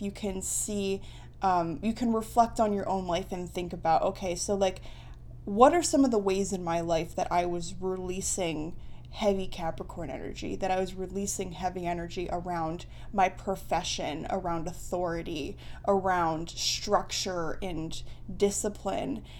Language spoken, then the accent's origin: English; United States; I'm an American. Well, I've always, I'm an American